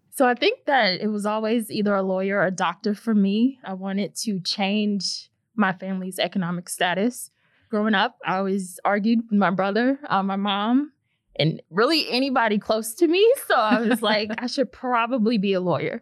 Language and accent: English; St. Louis, Missouri, United States; I was born and raised in St. Louis, Missouri. Grew up here my whole life.